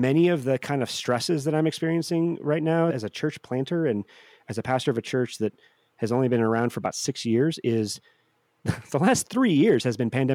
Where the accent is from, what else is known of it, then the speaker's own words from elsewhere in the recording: St. Louis, Missouri, United States; I grew up in St. Louis